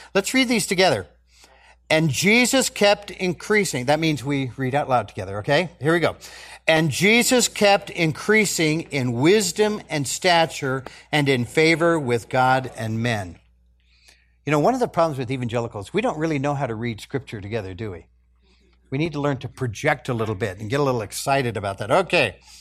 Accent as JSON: {"language": "English", "country": "United States", "said": "as American Christians"}